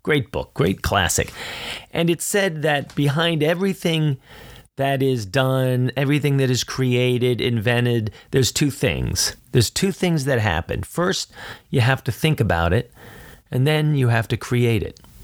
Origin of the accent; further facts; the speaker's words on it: Philadelphia, Pennsylvania, United States; I'm from Philly